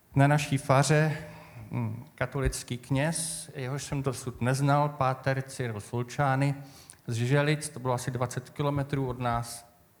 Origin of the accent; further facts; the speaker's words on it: Moravian Wallachia, Zlín Region, Czechia; moved away; já pocházím z tradiční oblasti z Valašska